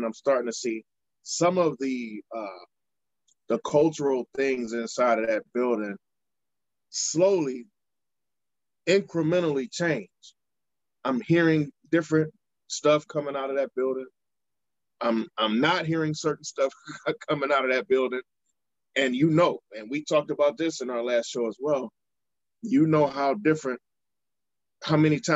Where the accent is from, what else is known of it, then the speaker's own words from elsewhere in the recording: Cleveland, Ohio, United States; also born or lived in Alaska; I'm born and raised in Cleveland. I used to live in Alaska